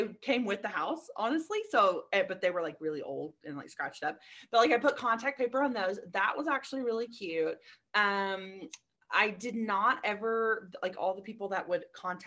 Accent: Louisiana, United States; moved away as an adult; now in Colorado Springs, United States; I am from Louisiana, and I had never seen a snowflake until I moved here at 30 years old

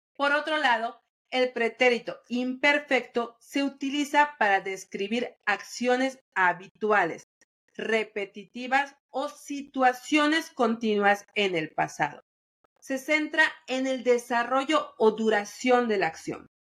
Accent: Yucatán, Mexico; Como buena yucateca, con estómago entrenado para las especias

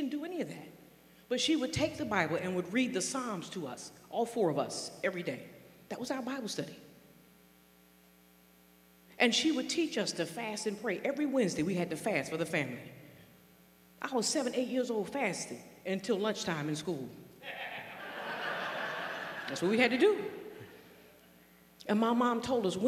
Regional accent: North Carolina, United States; moved away; I was born and raised in North Carolina in a rural environment

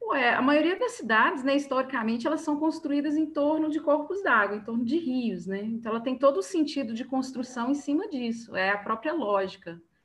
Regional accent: Belo Horizonte metropolitan region, Minas Gerais, Brazil; eu não sou de Belo Horizonte, eu sou da região metropolitana

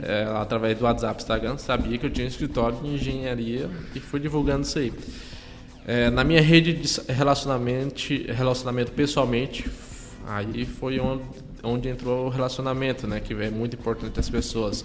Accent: Ceará, Brazil; moved away; minha cidade de origem, lá no, lá no Ceará

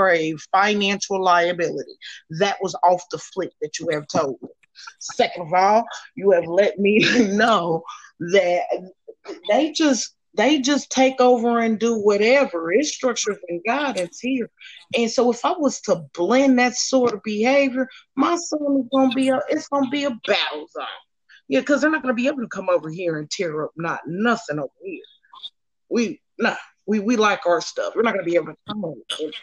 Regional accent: Indiana, United States; also born or lived in Kansas City; I'm raised in Indiana

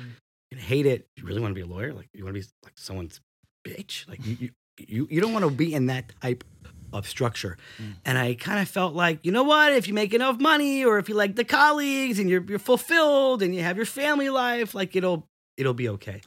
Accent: New Rochelle, New York, United States; I was born and raised in New Rochelle

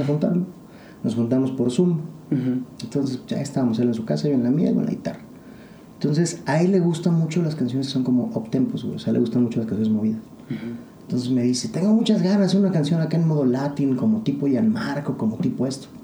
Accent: Mexico; como mexicano, como latinoamericano

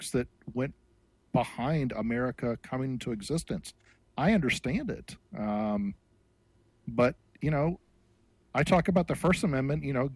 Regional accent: United States; as an American and a Christian

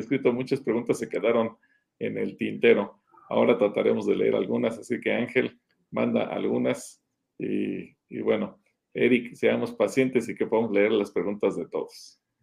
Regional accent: Mexico; aunque seguimos siendo mexicanos hoy

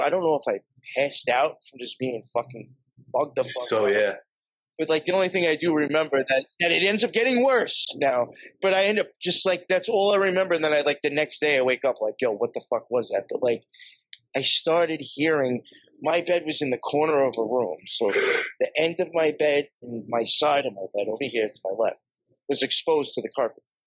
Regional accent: Long Island, New York, United States; where I grew up out in Long Island

